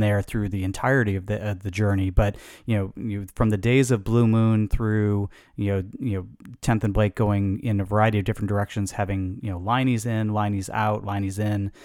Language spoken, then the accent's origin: English; Chicago, Illinois, United States; I grew up in Chicago